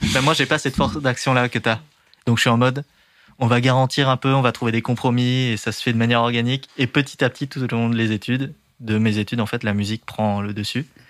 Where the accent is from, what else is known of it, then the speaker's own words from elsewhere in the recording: Dernancourt, Hauts-de-France, France; moved away; also born or lived in Amiens; Mon enfance, c'est en Picardie